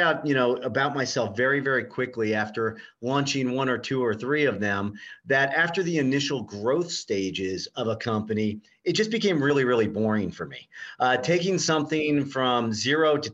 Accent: Fairborn, Ohio, United States; I grew up in Fairborn, Ohio, Dayton, Ohio

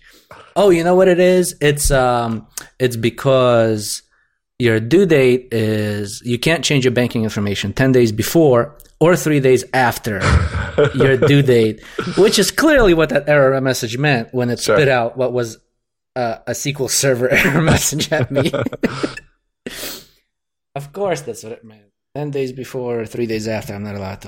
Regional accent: Russia; accent: slight Russian; moved away; I'm the guy with the slight Russian accent

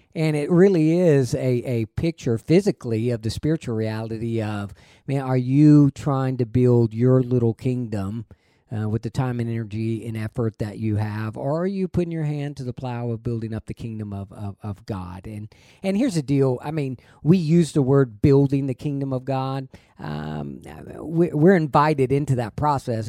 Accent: Texas, United States; it's just bred into you that, hey, being a Texan is, there's a, there's a higher standard

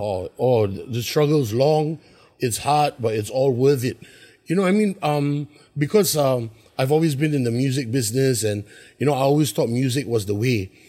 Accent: Singapore; also born or lived in New York; I'm from Singapore

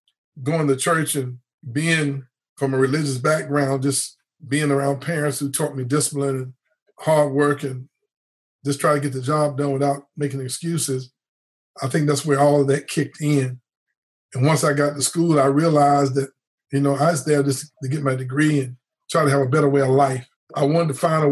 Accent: near Gaston Community College, North Carolina, United States; the local community college right outside my hometown

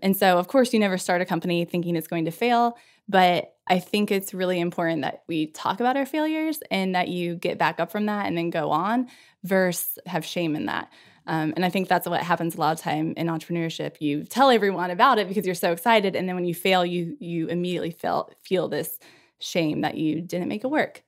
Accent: Indiana, United States; moved away as an adult; also born or lived in Memphis, Tennessee / Scranton, Pennsylvania; I grew up in Indiana. Like any good Hoosier does

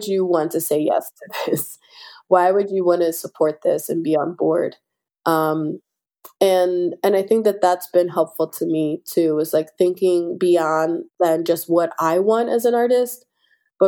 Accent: Philadelphia, Pennsylvania, United States; I'm born and raised in South Philadelphia. I still live on the same block that I was raised on, right by the 9th Street Market

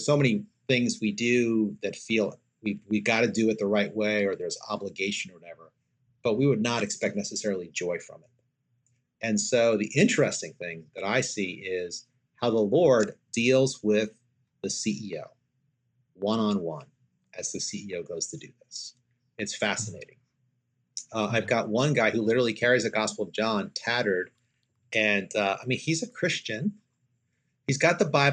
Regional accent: New York, United States; I'm from New York

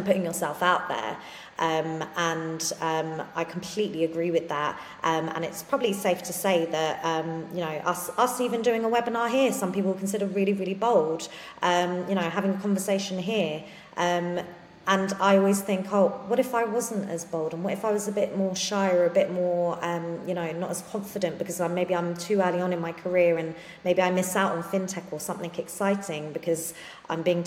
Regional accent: London, United Kingdom; I grew up in London

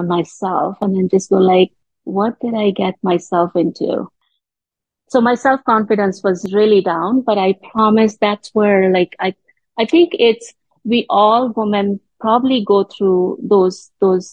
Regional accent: India; moved away as an adult; now in Canada; I'm born and raised in India. And I moved to Canada when I was 24 years old.

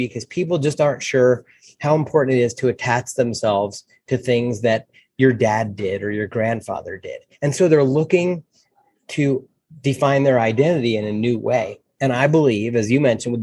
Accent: New Jersey, United States; now in Denver, United States; I grew up in North Jersey, right, about 34 miles out of Manhattan.

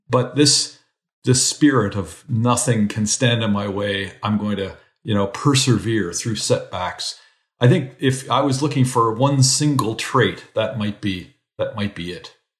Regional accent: Canada; moved away as an adult; also born or lived in New Zealand / United States; as a Canadian

